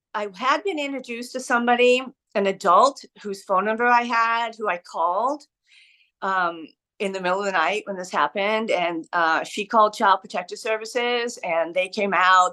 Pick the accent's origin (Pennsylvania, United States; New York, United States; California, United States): California, United States; San Diego; now in Brooklyn, United States; I was born and raised in San Diego, San Diego County